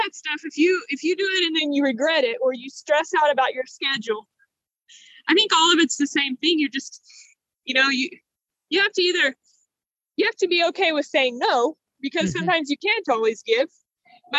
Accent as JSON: {"language": "English", "region": "South Louisiana", "country": "United States", "tie": "born or raised there", "moved": "as an adult", "lives_now": "Port-au-Prince, Haiti", "said": "I grew up in South Louisiana"}